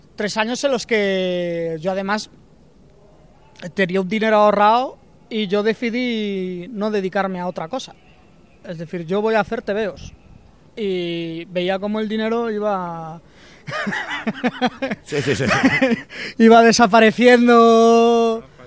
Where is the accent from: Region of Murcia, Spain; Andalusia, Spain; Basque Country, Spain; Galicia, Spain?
Galicia, Spain; Vigo; moved away as an adult; now in Madrid, Spain; yo soy de Vigo, me vine a Madrid a, a estudiar